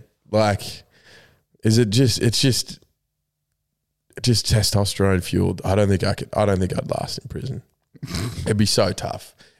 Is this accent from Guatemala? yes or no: no; New South Wales, Australia; I am from New South Wales, yes. I'm a Blues man.